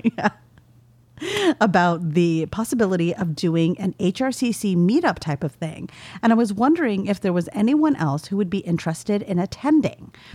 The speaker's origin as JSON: {"language": "English", "region": "California", "country": "United States", "said": "I'm from California"}